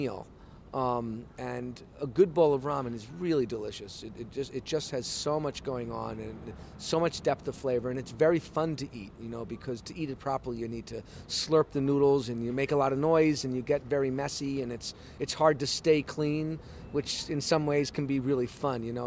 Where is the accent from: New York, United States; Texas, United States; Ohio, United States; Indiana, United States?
New York, United States; New York City; moved away as an adult; now in Tokyo, Japan; I also wanted to come back to New York and have a shop in my hometown.